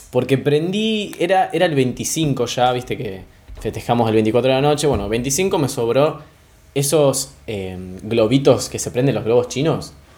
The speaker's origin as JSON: {"language": "Spanish", "country": "Argentina", "said": "yo soy de Argentina"}